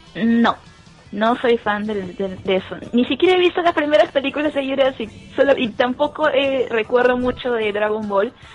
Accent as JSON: {"language": "Spanish", "region": "Lima", "country": "Peru", "said": "soy de Perú"}